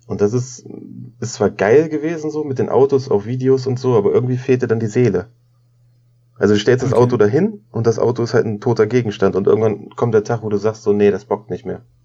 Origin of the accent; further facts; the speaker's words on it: Braunschweig, Lower Saxony, Germany; ich komme aus Braunschweig